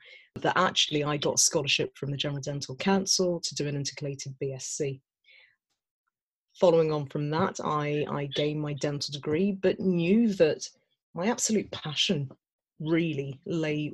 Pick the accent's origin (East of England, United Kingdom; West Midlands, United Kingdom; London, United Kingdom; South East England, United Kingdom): West Midlands, United Kingdom; Birmingham; I was born and brought up in Birmingham, the West Midlands.